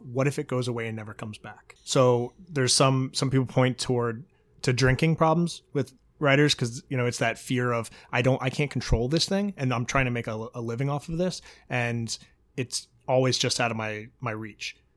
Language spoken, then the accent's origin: English; Virginia, United States; moved away; people I grew up with in Virginia